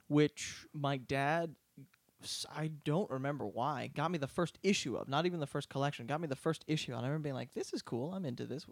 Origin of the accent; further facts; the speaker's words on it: outside of Philadelphia, Pennsylvania, United States; moved away; also born or lived in Boston; growing up outside of Philadelphia